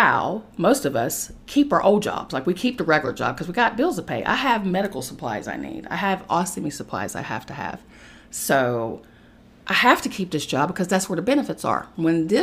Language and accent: English; West Virginia, United States; moved away as an adult; now in New York City, United States; I had to get out of the comfort of my home state of West Virginia. And I had to move to an uncomfortable situation in New York City